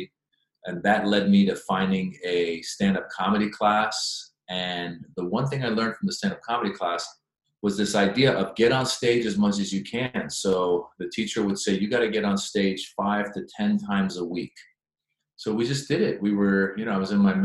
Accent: Northern California, United States; also born or lived in Iran; born in Iran, grew up in Northern California since I was 6 years old

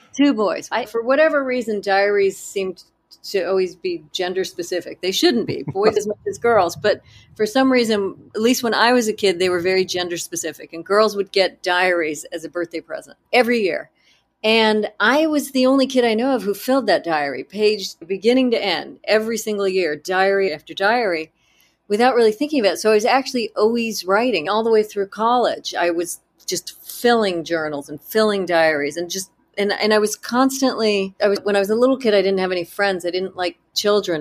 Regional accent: Southern California, United States; I grew up in Southern California, and that house, the Cone House, was essentially my house that I grew up

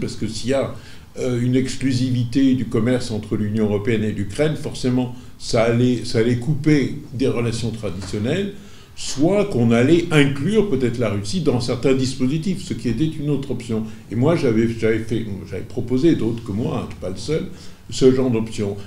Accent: Corsica, France; je suis corse

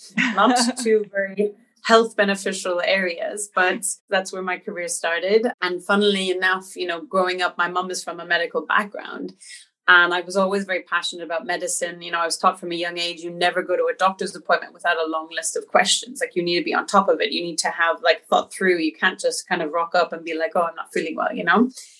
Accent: New York, United States; born there; So I was born in New York, and I was born to a German father who had been living 12 years in Central America.

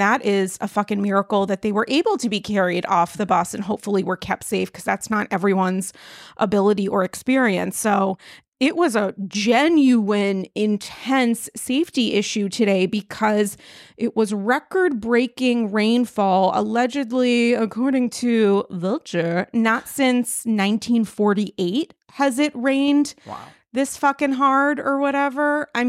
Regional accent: New York, United States; So, I mean, I really think, you know, it's a journey as a New Yorker.

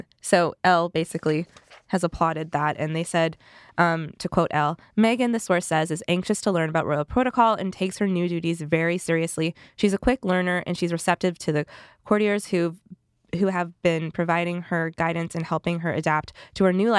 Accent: United States; we're American.

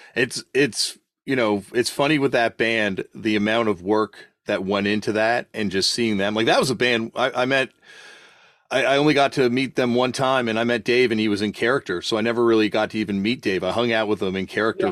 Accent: Canada; Growing up in Canada, we got a lot of British TV

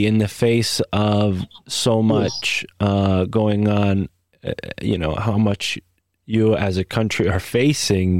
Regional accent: United States; American, you know, being born in America.

